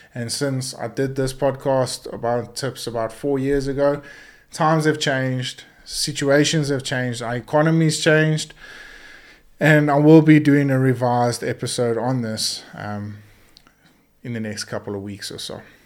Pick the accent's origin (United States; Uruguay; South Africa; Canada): South Africa; our South African heritage